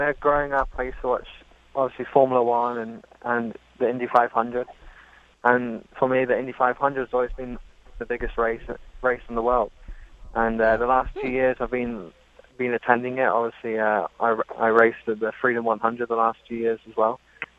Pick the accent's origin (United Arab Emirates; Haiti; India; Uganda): United Arab Emirates; Dubai; now in Miami, United States; Well, I was born in Dubai. I grew up there. My parents are English.